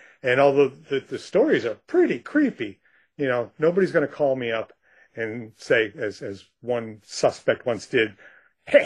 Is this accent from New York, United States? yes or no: yes; Rochester, New York, United States; moved away; I lived on a dirt road in a rural area south of Rochester, New York